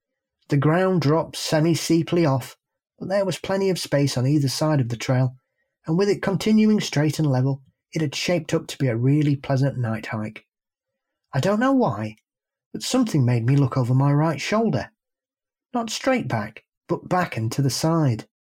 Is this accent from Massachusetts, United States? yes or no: yes; Massachusetts, United States; I grew up in the Hockamock area and still live in the Bridgewater Triangle area.